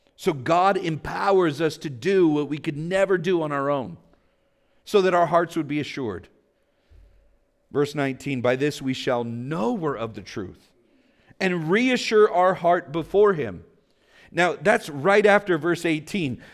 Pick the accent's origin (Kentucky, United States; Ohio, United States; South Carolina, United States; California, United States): California, United States; Vallejo; I grew up in Vallejo. I grew up poor